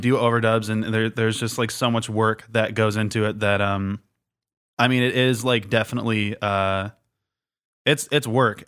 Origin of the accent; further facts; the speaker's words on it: Michigan, United States; moved away as an adult; now in Minneapolis, United States; I grew up in Michigan